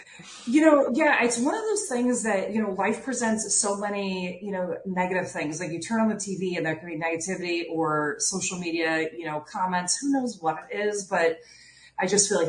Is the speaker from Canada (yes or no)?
no; Iowa, United States; So like the Chicago Cubs, because I was from Iowa and we don't have professional sports, but Wrigley.